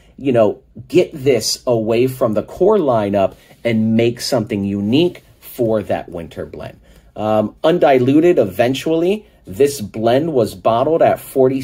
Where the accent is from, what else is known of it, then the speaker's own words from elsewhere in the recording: Miami, Florida, United States; we are from Miami